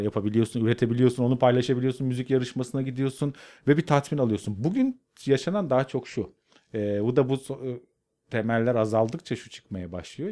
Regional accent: Karadeniz Ereğli, Zonguldak, Turkey; moved away as an adult; also born or lived in Arhavi, Artvin; now in Istanbul, Turkey; ben Karadeniz Ereğli'de büyüdüm

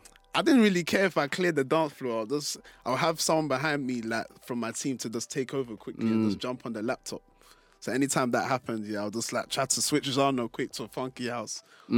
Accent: Côte d’Ivoire; So I was always like, I'm from Ivory Coast or whatever. I was like, oh, where's that? Then I have to then explain that, oh yeah, it's next door to Ghana or whatever.

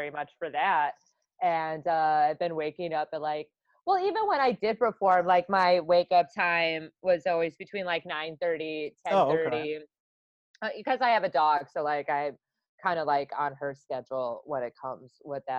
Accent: Wisconsin, United States; I'm from Wisconsin

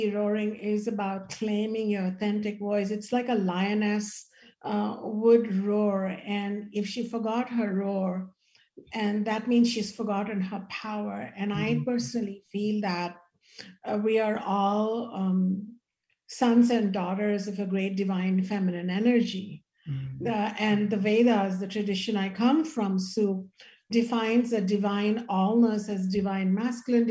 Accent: India; as an Indian woman

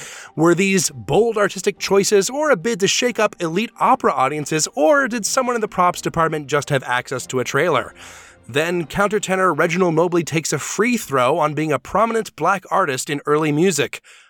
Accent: Deep South, United States; As a hillbilly, I am from the Deep South, and I believe

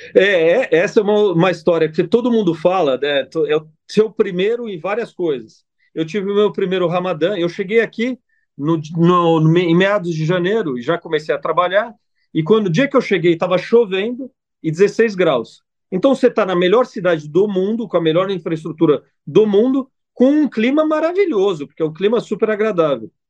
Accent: Italy; also born or lived in Brazil; now in Dubai, United Arab Emirates; sou italiano

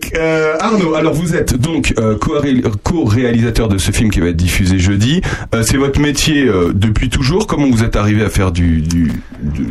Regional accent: Charente, Nouvelle-Aquitaine, France; je suis charentais

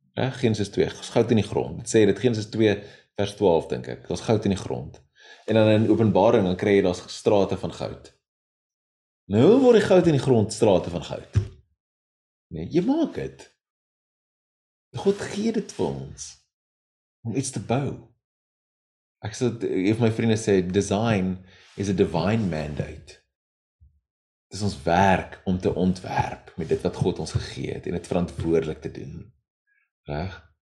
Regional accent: South Africa; ons is as Suid-Afrikaners

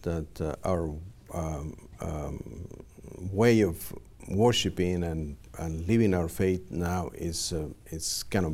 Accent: Mexico; now in Los Angeles, United States; I grew up in Mexico

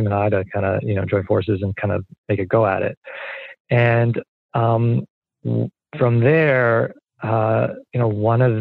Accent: Montreal, Quebec, Canada; moved away; also born or lived in London, Ontario; I'm originally Canadian from Montreal

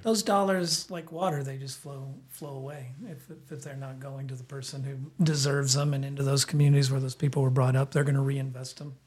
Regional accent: the South, United States; now in Bend, United States; I'm from the South.

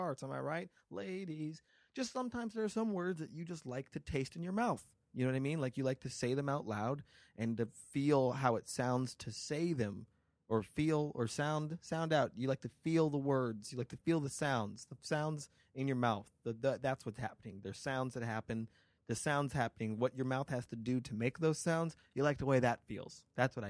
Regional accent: Las Vegas, Nevada, United States; now in Los Angeles, United States; my hometown, Las Vegas

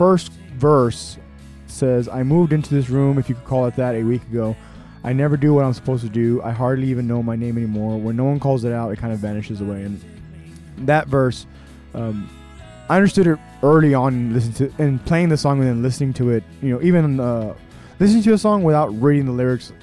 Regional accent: Texas, United States; I'm from Texas

